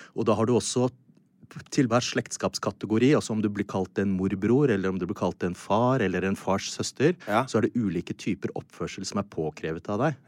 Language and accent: Norwegian; Norway; som nordmann